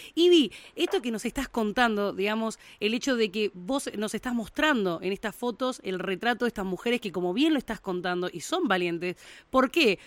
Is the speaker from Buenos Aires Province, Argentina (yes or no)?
no; Río Gallegos, Santa Cruz, Argentina; nací en Río Gallegos, un poco más después en el 86